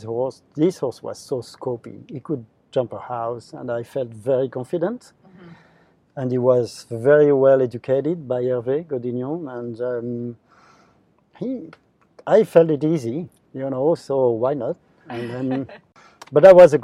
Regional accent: France; my home country in France

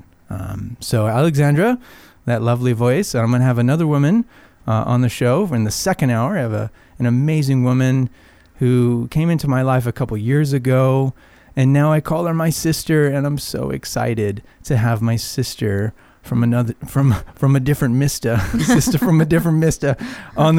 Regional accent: Arizona, United States; moved away as an adult; now in California, United States; I grew up in Arizona, and I moved here in my early 20s

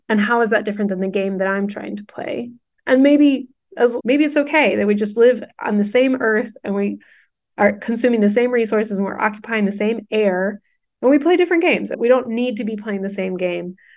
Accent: Houston, Texas, United States; also born or lived in California / New York; We grew up in Houston, Texas

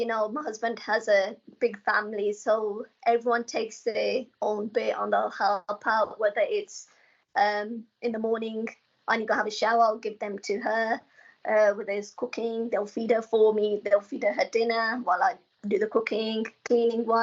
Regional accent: Coventry, West Midlands, United Kingdom; moved away as an adult; now in London, United Kingdom; I come from Coventry. I come from, like, a bend, a village, you know, and there's nothing really going on.

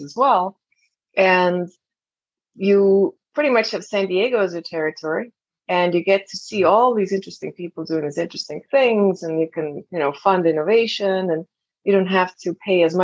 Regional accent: Estonia; moved away as an adult; I'm originally from Estonia and came here as an exchange student

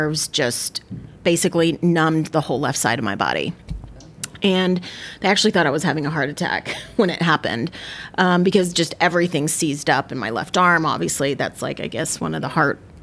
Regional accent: Tallahassee, Florida, United States; moved away as an adult; now in Marietta, United States; I was born and raised in Tallahassee, Florida

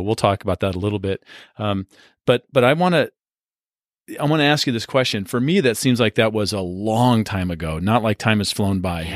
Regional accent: San Diego, California, United States; moved away; I grew up in San Diego

